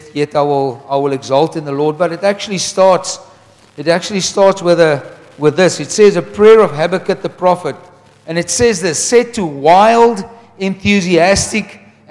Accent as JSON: {"language": "English", "town": "Wellington", "region": "Western Cape", "country": "South Africa", "said": "we come from Wellington where Andrew Murray lived"}